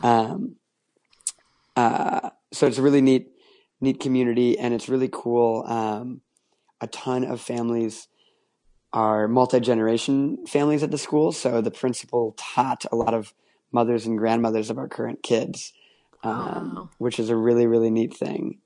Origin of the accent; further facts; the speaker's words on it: Minneapolis, Minnesota, United States; also born or lived in Mobile, Alabama; now in Chicago, United States; the school options in my hometown of Minneapolis